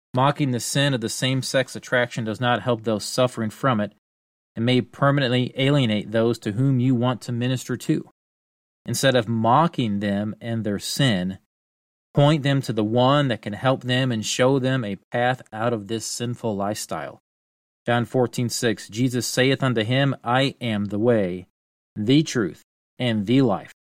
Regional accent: United States

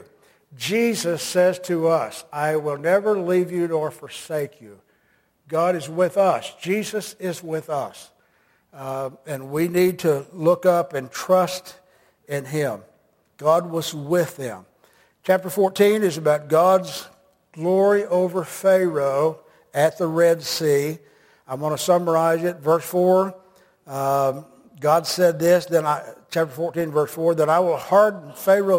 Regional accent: United States; I'm an American

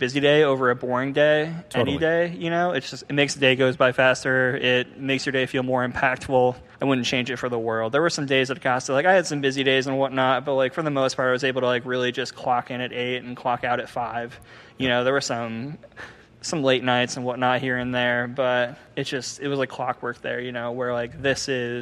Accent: Cleveland, Ohio, United States; I grew up in Cleveland

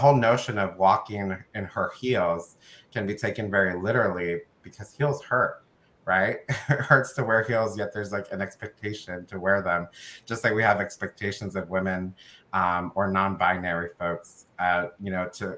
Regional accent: United States; my family is from El Salvador. I was born in the United States

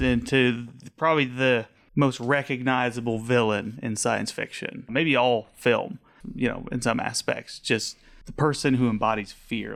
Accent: Haxtun, Colorado, United States; born and raised, um, out on the eastern plains by Nebraska, a little town called Haxton, middle of nowhere.

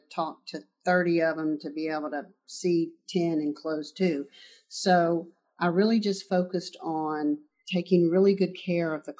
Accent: the South, United States; growing up in the South

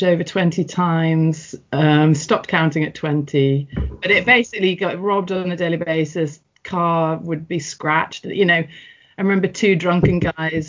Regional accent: St Helens, North West England, United Kingdom; moved away; also born or lived in Everton, Liverpool; I was born in Everton in the Liverpool area, and I grew up in St Helens, which is a massive town

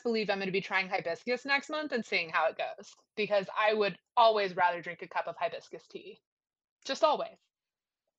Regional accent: the South, United States; we're from the South.

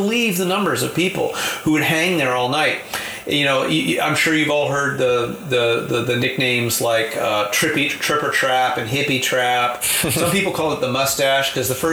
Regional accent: Marin, California, United States; I grew up in Marin

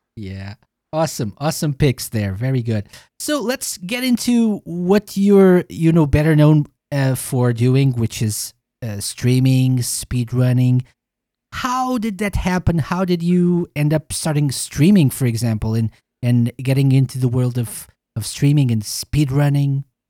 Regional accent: Portugal; I'm from Portugal

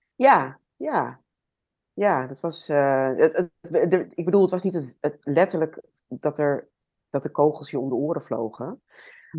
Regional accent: Amsterdam, North Holland, Netherlands; Ik eh, ben opgegroeid in Amsterdam.

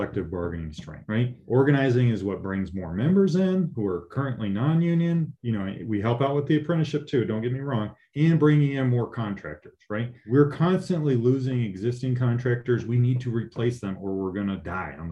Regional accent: Southern California, United States; I grew up in Southern California.

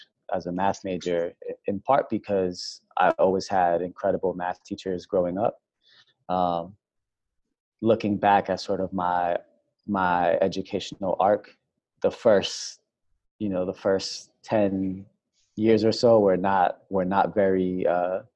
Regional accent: Worcester, Massachusetts, United States; moved away as an adult; now in New Orleans, United States; I was born and raised in Great Brook Valley, which is a small public housing project in Worcester, Massachusetts

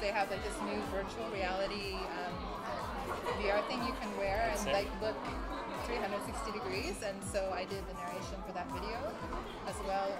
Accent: Indiana, United States; I kind of really lucked out that growing up in Indiana, Central, Midwest America, I feel I don't really have any strong accent.

